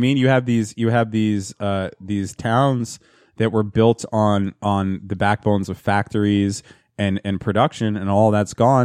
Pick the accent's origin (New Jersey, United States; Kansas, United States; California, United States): New Jersey, United States; my hometown